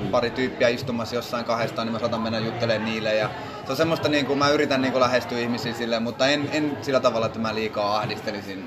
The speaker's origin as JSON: {"language": "Finnish", "town": "Kokkola", "region": "Central Ostrobothnia", "country": "Finland", "tie": "born or raised there", "moved": "as an adult", "lives_now": "Turku, Finland", "said": "Mä oon alun perin Kokkolasta kotoisin ja noin viisitoista vuotta asunut Turussa"}